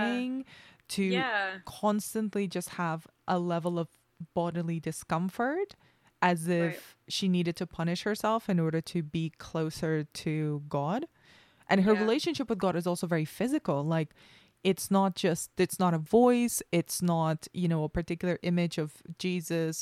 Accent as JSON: {"language": "English", "country": "Spain", "tie": "born or raised there", "said": "I grew up in Spain, which is mostly Catholic anyway"}